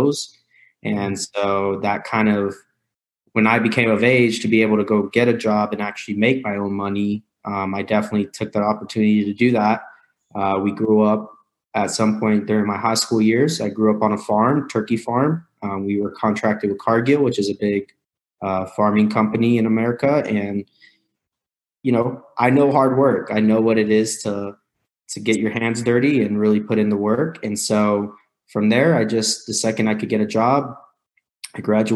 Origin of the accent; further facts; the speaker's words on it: Missouri, United States; also born or lived in Riverside, California; I grew up in Missouri, which is the Midwest, very blue collar, hardworking farmers.